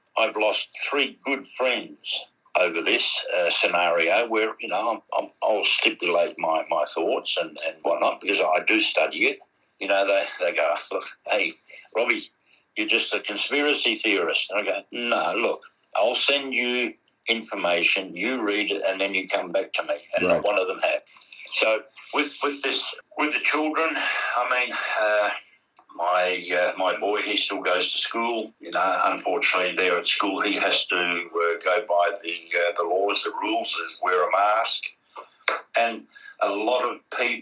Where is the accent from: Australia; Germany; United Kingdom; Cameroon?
Australia; we know as Australians